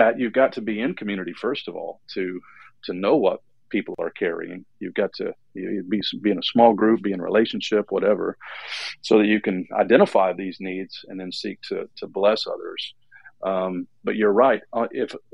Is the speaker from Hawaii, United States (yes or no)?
no; Detroit, Michigan, United States; I was born in Detroit, and I come from a very blue-collar family